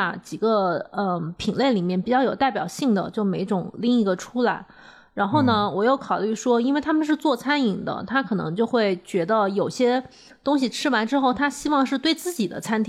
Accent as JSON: {"language": "Chinese", "region": "Beijing", "country": "China", "said": "它要打车大概二十分钟，就对我们北京人来讲，这个距离很近。"}